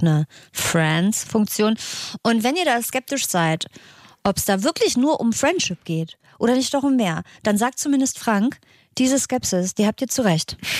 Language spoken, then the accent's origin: German; Northern Germany, Germany; Für mich als Norddeutscher